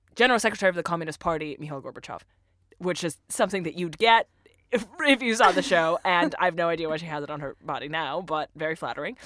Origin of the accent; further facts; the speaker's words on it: Russia; English is a second language; moved away; I'm originally from Russia